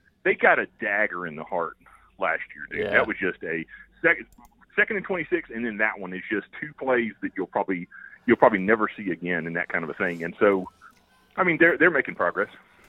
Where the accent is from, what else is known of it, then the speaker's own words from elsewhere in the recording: Memphis, Tennessee, United States; I'm from Memphis